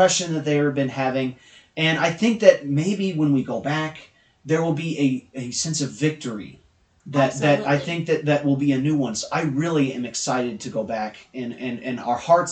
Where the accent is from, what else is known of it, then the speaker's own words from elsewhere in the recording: United States; as an American